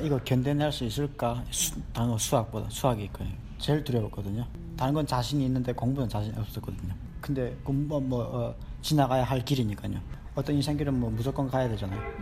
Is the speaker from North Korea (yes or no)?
yes; North Korea; born or raised there; now in Rochester, United States